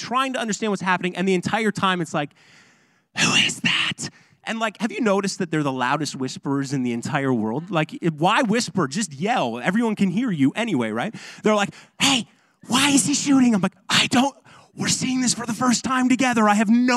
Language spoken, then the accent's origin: English; Ontario, Canada; moved away; I'm from Ontario